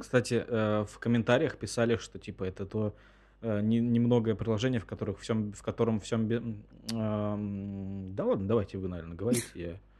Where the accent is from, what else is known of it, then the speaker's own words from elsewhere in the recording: Russia; из России